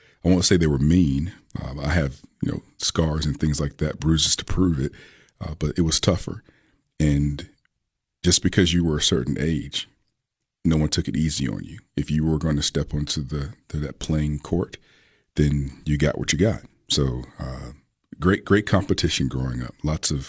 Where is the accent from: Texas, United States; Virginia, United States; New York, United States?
Virginia, United States; Richmond; moved away as an adult; now in Tennessee, United States; growing up in Richmond